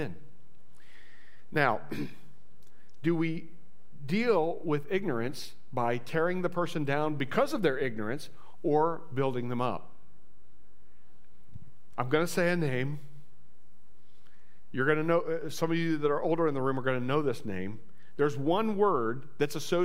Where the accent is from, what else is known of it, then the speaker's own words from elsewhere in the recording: Indiana, United States; I'm from Indiana.